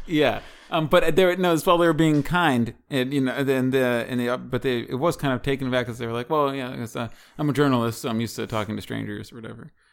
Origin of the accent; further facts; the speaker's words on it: Washington, District of Columbia, United States; moved away; D C? That's my hometown